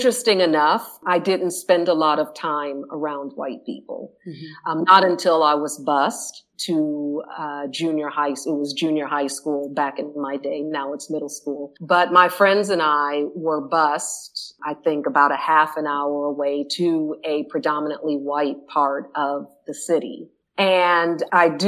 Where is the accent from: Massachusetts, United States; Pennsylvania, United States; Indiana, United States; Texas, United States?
Indiana, United States; Indianapolis; moved away as an adult; also born or lived in Netherlands; I am originally from Indianapolis, Indiana